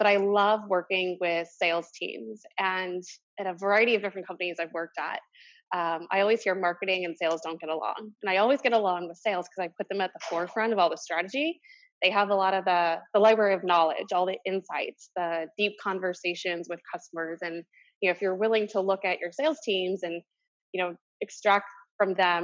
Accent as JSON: {"language": "English", "town": "St. Louis", "region": "Missouri", "country": "United States", "tie": "born or raised there", "moved": "as an adult", "lives_now": "New York, United States", "said": "I grew up in St. Louis"}